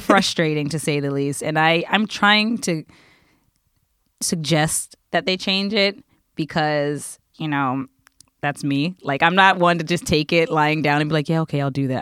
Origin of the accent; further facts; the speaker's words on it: United States; now in Japan; I'm American